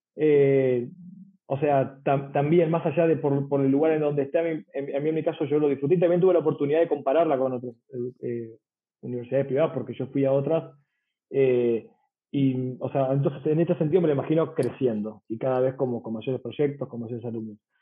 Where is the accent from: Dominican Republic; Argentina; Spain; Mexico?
Argentina; San Isidro, Buenos Aires Province; yo soy de San Isidro